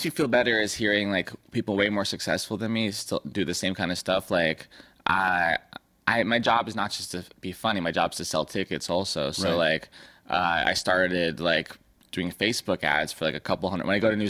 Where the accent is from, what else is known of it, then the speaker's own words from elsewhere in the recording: San Diego, California, United States; I grew up in San Diego.